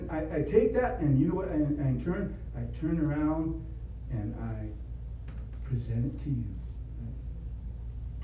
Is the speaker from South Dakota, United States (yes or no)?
yes; Rosebud Reservation, South Dakota, United States; I was born here in South Dakota, born south central part of South Dakota on Rosebud Reservation